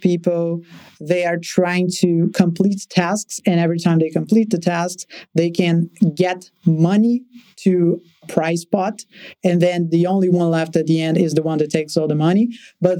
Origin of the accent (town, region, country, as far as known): Brazil; born or raised there